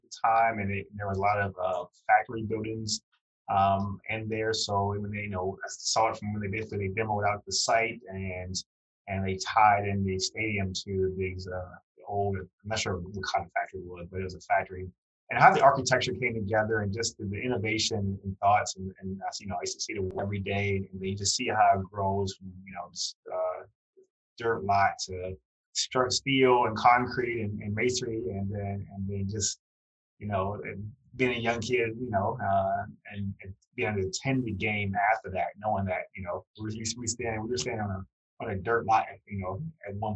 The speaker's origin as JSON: {"language": "English", "town": "Baltimore", "region": "Maryland", "country": "United States", "tie": "born or raised there", "also_born_or_lived": "North Carolina", "said": "growing up in Baltimore, Maryland"}